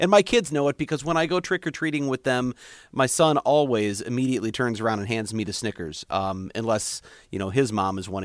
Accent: Missouri, United States; now in Wisconsin, United States; I grew up in Missouri

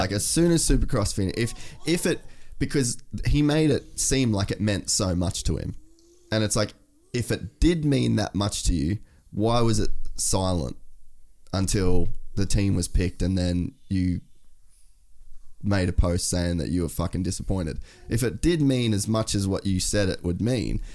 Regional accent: Australia; as an Australian

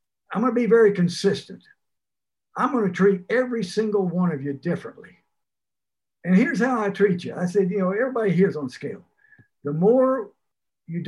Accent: Port Arthur, Texas, United States; moved away as an adult; also born or lived in Fayetteville, Arkansas / Stillwater, Oklahoma / Ames, Iowa / Pittsburgh; now in Florida Keys, United States; growing up in Port Arthur, I was right there on the Gulf Coast.

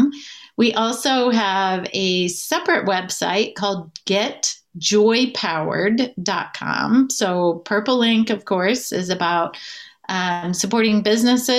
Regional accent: Southern Indiana, United States; I'm from Southern Indiana, the big city of Ligoti, Indiana, with about 2,000 people

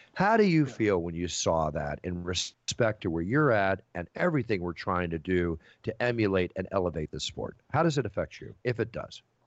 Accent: Malibu, California, United States; growing up in Malibu for 35 years plus, and and all. I've been through every major fire out there. Had my house almost burned down twice. My my childhood home just burned down last year

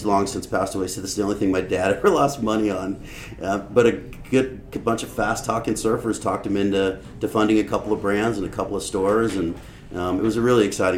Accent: Los Angeles, California, United States; born or raised there

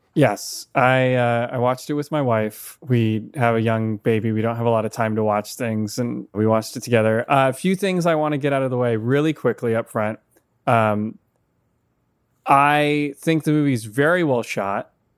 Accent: Seattle, Washington, United States; I'm from Seattle

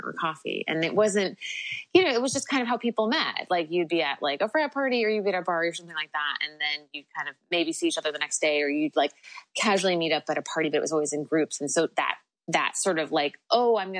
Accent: New York, United States; I'm from New York

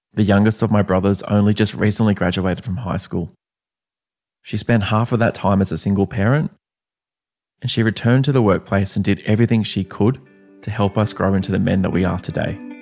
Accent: Canberra, Australian Capital Territory, Australia; we both grew up in Canberra

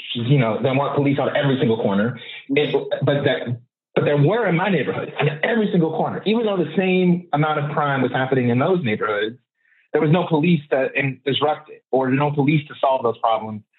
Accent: Oakland, California, United States; I'm from Oakland and I'm third, second generation. My mother was born and raised here. I was born and raised here

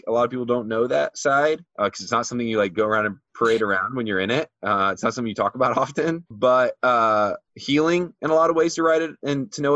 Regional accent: Midwest, United States; growing up in the Midwest

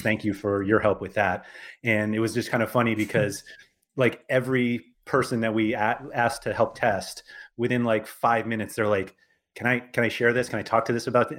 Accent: New York, United States; I'm from New York

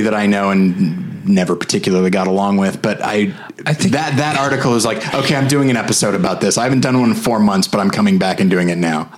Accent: California, United States; moved away; also born or lived in Colorado / Missouri; I'm from California. Then I lived in Colorado, and then three years in Missouri

